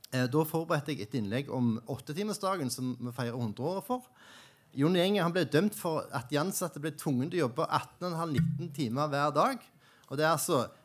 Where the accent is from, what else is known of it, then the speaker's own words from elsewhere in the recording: Jæren, Rogaland, Norway; now in Oslo, Norway; jeg kommer fra Jæren